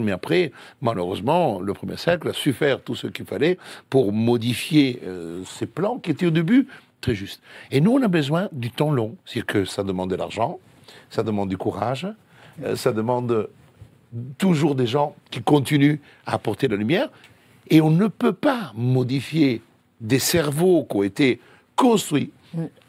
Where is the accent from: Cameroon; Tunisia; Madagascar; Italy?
Italy; French is a second language; now in Paris, France; je suis italien